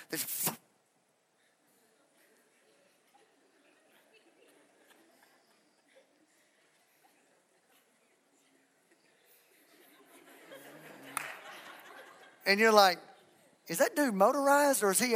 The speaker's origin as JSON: {"language": "English", "region": "Texas", "country": "United States", "said": "I'm from Texas."}